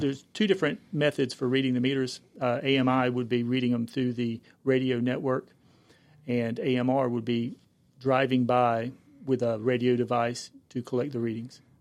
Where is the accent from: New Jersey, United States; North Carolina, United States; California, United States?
North Carolina, United States; Cumberland County; also born or lived in Greenville, North Carolina; I'm originally from the Cumberland County area